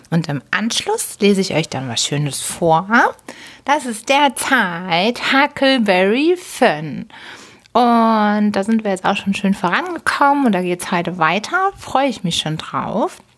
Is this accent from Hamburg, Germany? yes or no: yes; Hamburg, Germany; born there; Als gebürtige Hamburgerin, als Hamburger Dern war mir nicht bewusst, dass man in der Elbe wirklich so richtig baden kann.